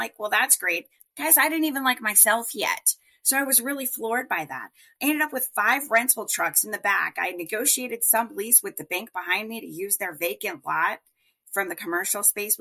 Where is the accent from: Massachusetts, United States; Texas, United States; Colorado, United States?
Colorado, United States; now in Phoenix, United States; I grew up in Colorado